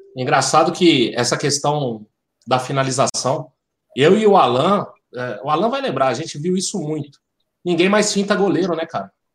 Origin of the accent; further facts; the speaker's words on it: Brasília, Federal District, Brazil; Eu sou de Brasília